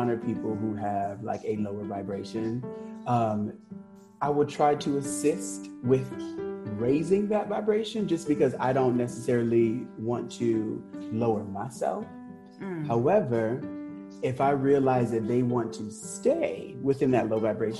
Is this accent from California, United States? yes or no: yes; Los Angeles, California, United States; moved away as an adult; now in New York, United States; I am originally from Los Angeles, moved to New York almost 5 years ago